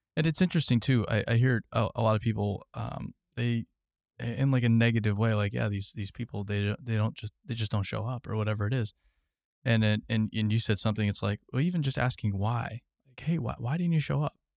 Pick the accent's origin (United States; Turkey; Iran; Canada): United States; Arizona; I grew up in Arizona.